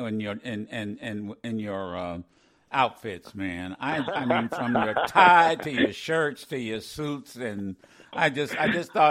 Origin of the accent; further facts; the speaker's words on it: Ohio, United States; growing up in Ohio